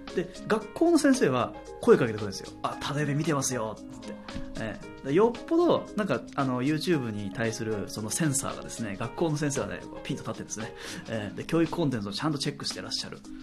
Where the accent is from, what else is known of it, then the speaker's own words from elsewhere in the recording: Chiba, Japan; 僕、千葉の、え公立高校出身なんで